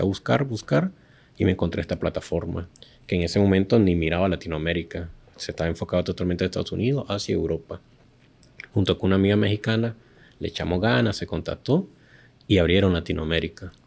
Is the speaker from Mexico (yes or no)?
no; Nicaragua; el nicaragüense